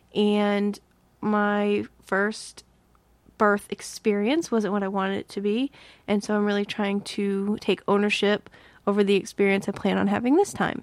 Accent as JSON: {"language": "English", "region": "Massachusetts", "country": "United States", "tie": "born or raised there", "moved": "yes", "said": "grew up in Massachusetts, and we rode the T all the time."}